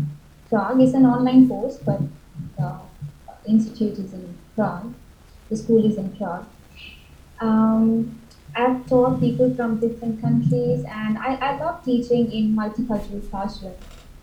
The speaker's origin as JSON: {"language": "English", "town": "Kolkata", "region": "West Bengal", "country": "India", "tie": "born or raised there", "first_language": "Bengali", "second_language": "English", "said": "I'm from India. I'm from the city called Kolkata."}